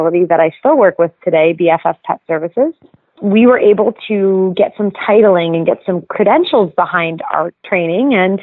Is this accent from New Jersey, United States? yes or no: yes; Avon-by-the-Sea, New Jersey, United States; I grew up in Jersey, and I grew up right on the shore, so Jersey Shore. You could find me always right off of Lincoln Avenue and Avon Beach